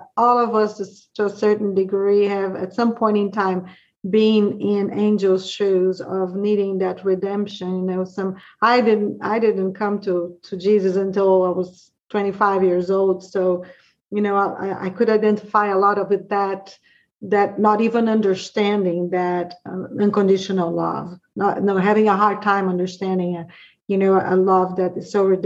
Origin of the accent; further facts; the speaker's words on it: Brazil; now in Georgia, United States; I'm from Brazil, but pretty much all the movies that we watch here, we watch in Brazil too, growing up